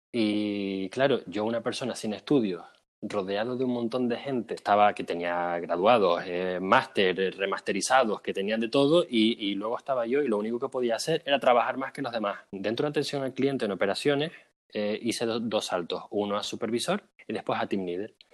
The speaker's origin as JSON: {"language": "Spanish", "region": "Canary Islands", "country": "Spain", "moved": "as an adult", "said": "bueno, pues yo me mudé de España, de Canarias, en 2012. Me fue muy mal en la carrera, me metí en ingeniería mecánica"}